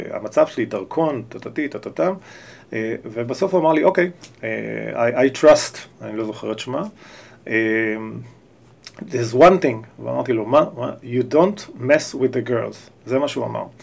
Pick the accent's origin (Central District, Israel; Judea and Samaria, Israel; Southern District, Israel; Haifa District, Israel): Central District, Israel; Or Yehuda; אני בא משם, אני הגעתי מאור יהודה לעולם תוכן שאני לא מכיר